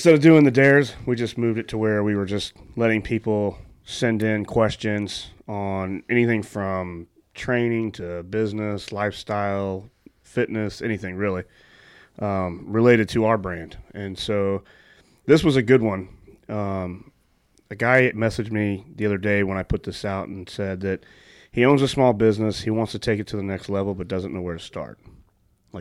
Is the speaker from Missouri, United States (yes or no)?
yes; St. Louis, Missouri, United States; I grew up with them in St. Louis.